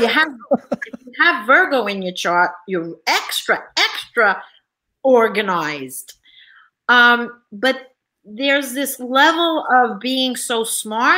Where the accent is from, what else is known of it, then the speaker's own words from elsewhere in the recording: New York, United States; I'm from New York